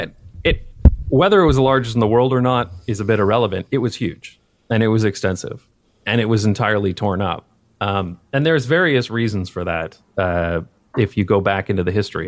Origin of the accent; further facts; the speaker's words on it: London, Ontario, Canada; moved away; growing up in London, Ontario, Canada